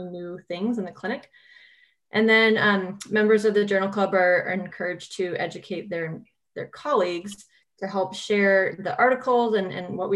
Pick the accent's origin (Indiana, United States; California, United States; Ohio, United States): California, United States; moved away as an adult; also born or lived in Iowa / Minnesota; I'm originally from California. I moved to the Midwest for undergraduate in Iowa